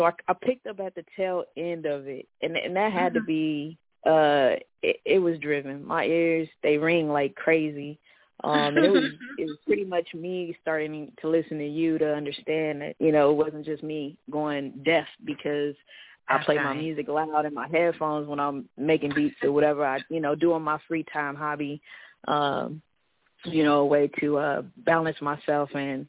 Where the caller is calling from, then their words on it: Vancouver, Washington, United States; Yeah, I'm calling from Vancouver, Washington, Portland, Oregon. It's just a little bridge that keeps me away, but I work in Portland, you know, live in Vancouver